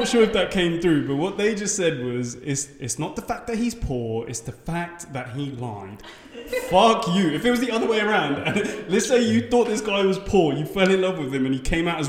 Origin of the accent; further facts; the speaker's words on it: Colombia; I was like, oh, I'm from Colombia.